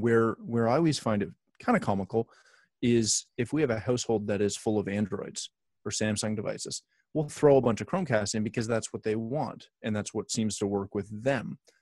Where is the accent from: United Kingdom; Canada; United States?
Canada; I'm Canadian